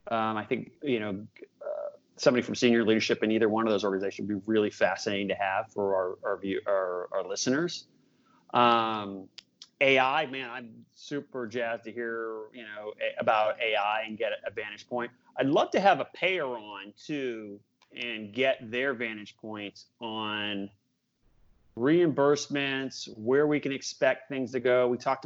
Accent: Boston, Massachusetts, United States; born there; I'm a big Patriots fan. I was born in Boston.

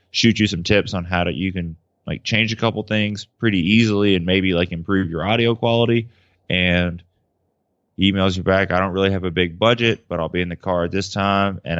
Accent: Memphis, Tennessee, United States; I'm from Memphis, so like I kind of feel like he's a good old Southern boy trying to do right and race bikes fast

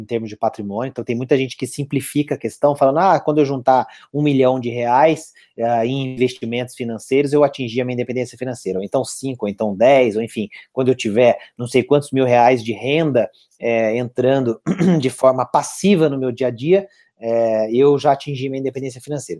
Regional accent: Itajubá, Minas Gerais, Brazil; Eu estou em Itajubá, minha terra natal aqui

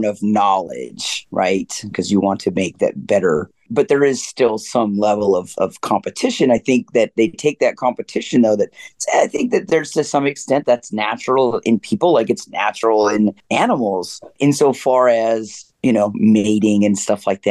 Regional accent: Canada; I'm coming from the reservation and obviously we have a cooperative, but we don't really have money. So there's nobody's keeping up with anybody really in that regard. And we're Canadian Indian

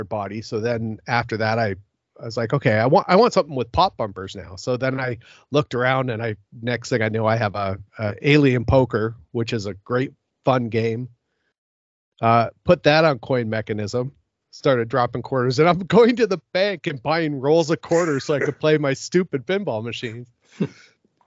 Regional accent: Seattle, Washington, United States; also born or lived in West Coast; now in Vancouver, Canada; Originally, I'm from Seattle, and then I moved around the West Coast for a little bit, and then ended up in the Vancouver area.

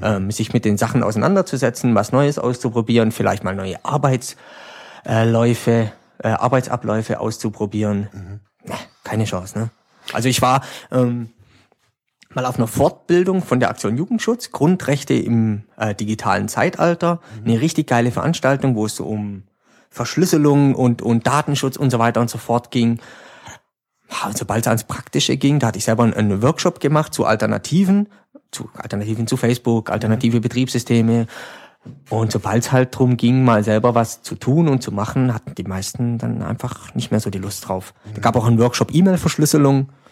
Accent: Schönenbach, Baden-Württemberg, Germany; ich komme aus Hörenbach, das ist so neben Furtwangen, so ein kleines Schwarzwald

